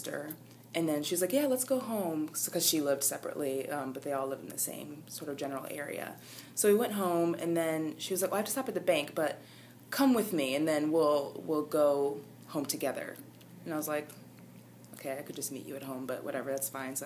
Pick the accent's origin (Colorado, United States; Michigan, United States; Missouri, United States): Michigan, United States; moved away as an adult; I'm from Michigan originally.